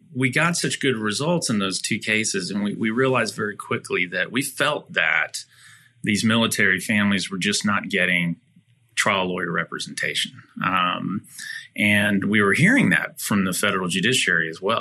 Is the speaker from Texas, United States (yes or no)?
yes; Dallas, Texas, United States; I'm born and raised in Dallas, a fifth generation native Texan